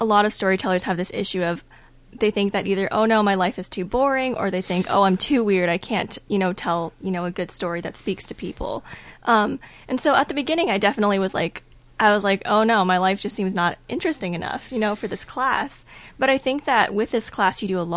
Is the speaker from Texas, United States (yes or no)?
yes; Texas, United States; moved away as an adult; now in Northfield, United States; I'm from Texas.